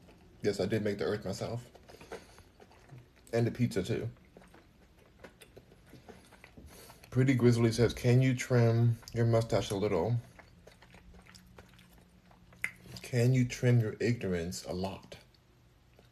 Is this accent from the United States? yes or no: yes; Los Angeles, California, United States; also born or lived in Houston, Texas; Los Angeles, California, but I'm in Houston right now